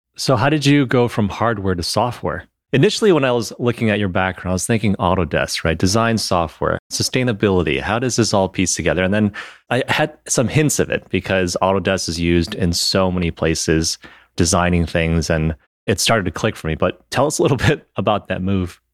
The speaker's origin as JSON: {"language": "English", "region": "Michigan", "country": "United States", "said": "I'm from Michigan originally"}